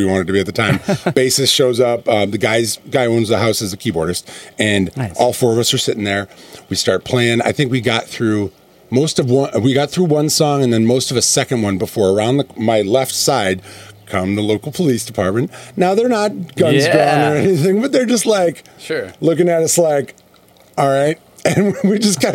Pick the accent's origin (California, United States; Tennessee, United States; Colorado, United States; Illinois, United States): Illinois, United States; Chicago; moved away; also born or lived in Wisconsin; Born in Wisconsin, raised in Chicago